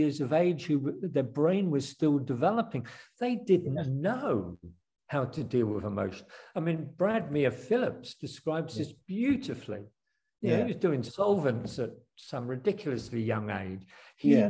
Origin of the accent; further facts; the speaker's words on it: Australia; moved away; I was brought up in Australia and then came back 40 years later and met my old schoolmates